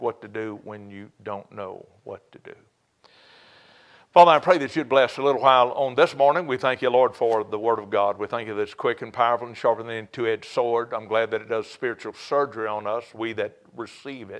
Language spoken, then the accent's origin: English; Cajun, Louisiana, United States; you can tell that I'm a Cajun